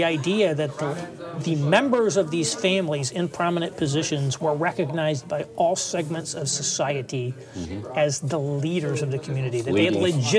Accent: Indiana, United States; my home state of Indiana had a very heavy Quaker influence.

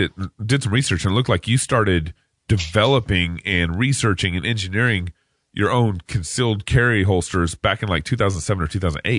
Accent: Texas, United States; I'm from Texas

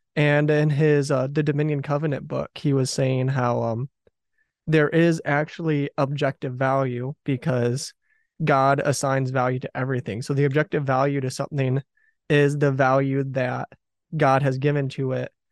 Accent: southeastern Michigan, United States; also born or lived in Detroit, Michigan; I was born in Detroit and grew up in southeastern Michigan

